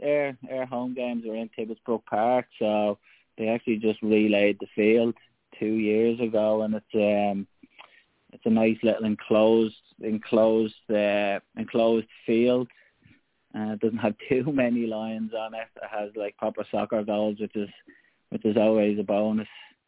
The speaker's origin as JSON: {"language": "English", "country": "Ireland", "said": "So yeah, there's a lot of heritage there for us as Irish people."}